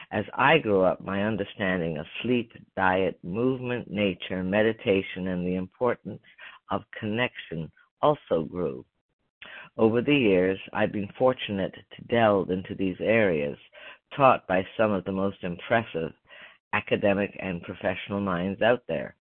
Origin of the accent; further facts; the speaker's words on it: Beaver, Pennsylvania, United States; I grew up in Beaver, Pennsylvania, a small town outside Pittsburgh, where we lived in a real old style neighborhood.